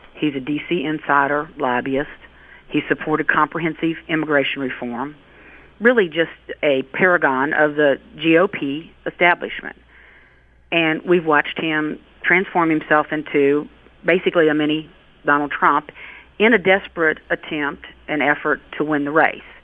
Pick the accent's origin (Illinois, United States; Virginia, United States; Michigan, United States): Virginia, United States; the mountains of western; accent: rural; I'm from the western part of the state. You can probably tell that, that I might have a little bit of rural in me from my accent, but I grew up in the, in the mountains of Virginia